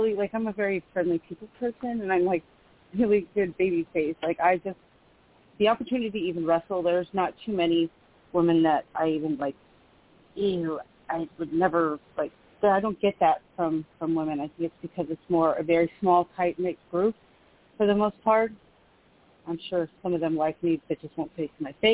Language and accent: English; Sacramento, California, United States; my hometown in Sacramento